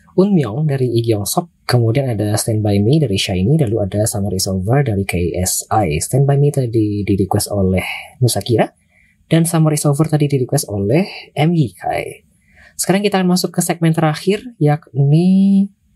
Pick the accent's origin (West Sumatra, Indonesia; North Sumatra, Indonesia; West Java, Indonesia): West Sumatra, Indonesia; Payakumbuh; also born or lived in Padang; Kotaku ini Payakumbuh namanya. Tapi dulu aku tinggalnya oh, di iya. Padang. Kemudian pindah.